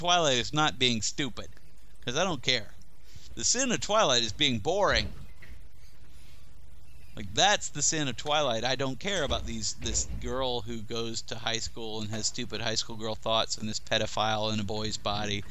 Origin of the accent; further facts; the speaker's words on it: the South, United States; also born or lived in Germany; I'm from the South